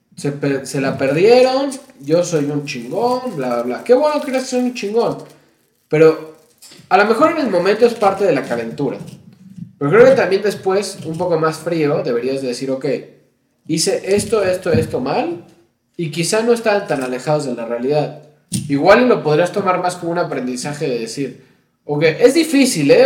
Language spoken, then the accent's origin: Spanish; Mexico; los mexicanos